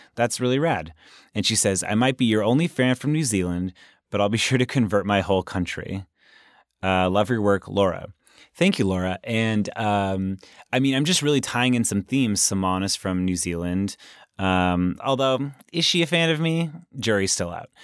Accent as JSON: {"language": "English", "region": "Southern California", "country": "United States", "tie": "born or raised there", "said": "I grew up in Southern California"}